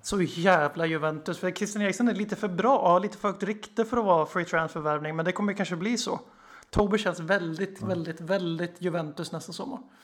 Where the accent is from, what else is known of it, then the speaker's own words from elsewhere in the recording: Sweden; also born or lived in Eskilstuna; Vi är svenskar, vi sitter i Sverige